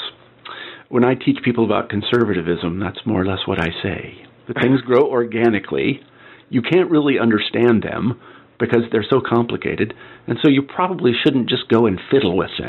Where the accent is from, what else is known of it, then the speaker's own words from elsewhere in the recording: Midwest, United States; I mean, I know that I was brought up in the Midwest, and I was a jock, and all these other things.